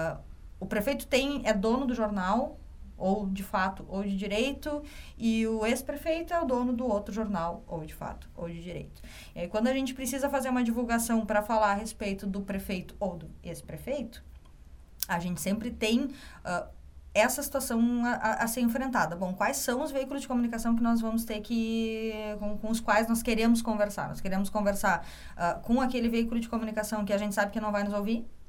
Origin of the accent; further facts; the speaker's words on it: Caxias do Sul, Rio Grande do Sul, Brazil; moved away as an adult; now in Porto Alegre, Brazil; eu sou de Caxias do Sul, me formei em jornalismo na UX